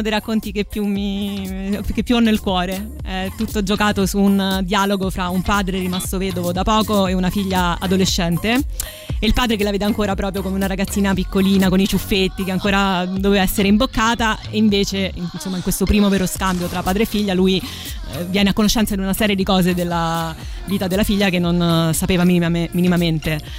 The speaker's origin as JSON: {"language": "Italian", "town": "Rome", "region": "Lazio", "country": "Italy", "tie": "born or raised there", "said": "ho avuto un'infanzia eh, a Roma Nord"}